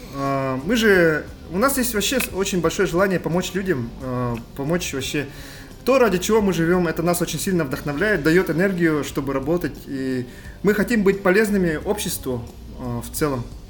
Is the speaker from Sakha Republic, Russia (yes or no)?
yes; Yakutia, Sakha Republic, Russia; мы же большие патриоты нашей республики и вообще нашей страны